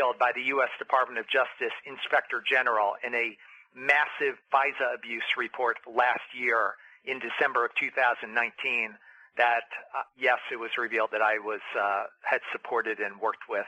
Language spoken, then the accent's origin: English; upstate New York, United States; growing up in Our Lady of Lourdes High School in upstate New York